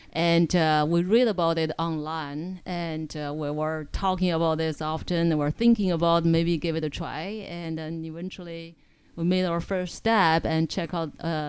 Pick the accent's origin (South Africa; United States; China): China; moved away; I am from China. I was born and raised in China, so very, very conservative family.